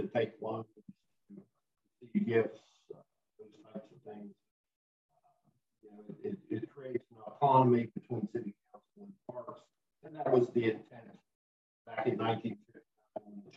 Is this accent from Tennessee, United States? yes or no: no; Clarksburg, West Virginia, United States; born and raised in Clarksburg